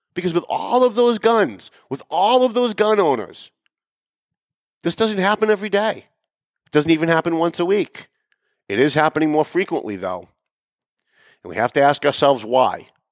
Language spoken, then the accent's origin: English; Lawrence, United States; I grew up in Lawrence